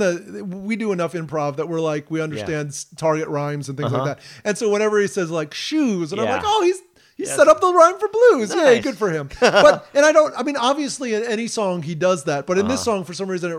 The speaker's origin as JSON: {"language": "English", "country": "United States", "said": "as an American"}